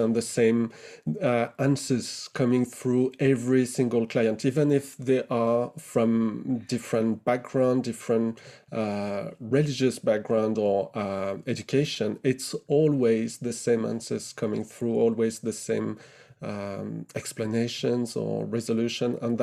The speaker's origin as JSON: {"language": "English", "area": "Burgundy, near Dijon", "region": "Bourgogne-Franche-Comté", "country": "France", "tie": "born or raised there", "also_born_or_lived": "Nice, France / Nancy, France", "moved": "as an adult", "lives_now": "United Kingdom", "said": "I grew up in Burgundy in France, near Dijon, in a small town of 7,000 people"}